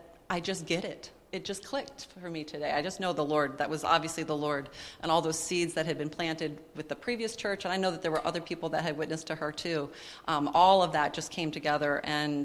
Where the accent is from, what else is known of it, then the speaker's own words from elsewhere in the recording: Minnesota, United States; moved away as an adult; We moved away from Minnesota, which is where we had grown up